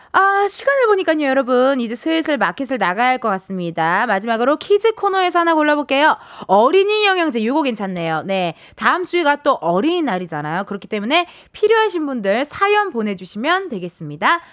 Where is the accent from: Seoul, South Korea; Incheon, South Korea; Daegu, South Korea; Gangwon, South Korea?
Incheon, South Korea; 제가 인천 사람이라고